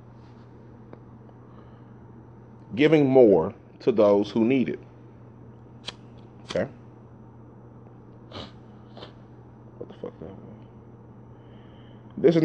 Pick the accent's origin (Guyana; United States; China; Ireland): United States; Dallas, Texas; Growing up in South Dallas